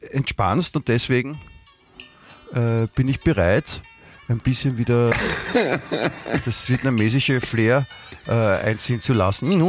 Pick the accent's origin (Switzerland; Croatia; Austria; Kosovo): Austria; Vienna; dann hat man natürlich vor allem als Wiener hat man dann noch mehr Rechte, äh, dann grantig zu sein